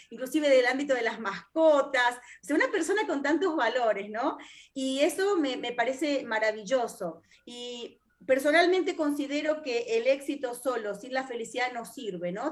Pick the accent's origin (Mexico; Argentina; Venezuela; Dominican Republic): Argentina; somos argentinas, vivimos en Argentina